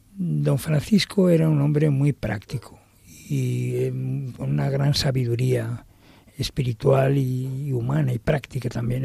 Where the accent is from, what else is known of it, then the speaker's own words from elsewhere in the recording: Madrid, Community of Madrid, Spain; el lugar donde yo nací, que nací en la Ronda de Atocha